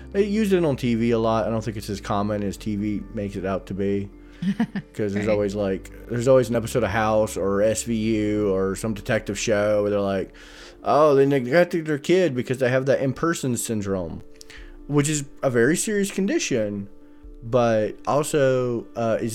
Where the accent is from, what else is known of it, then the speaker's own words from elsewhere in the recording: North Carolina, United States; I'm an idiot from North Carolina.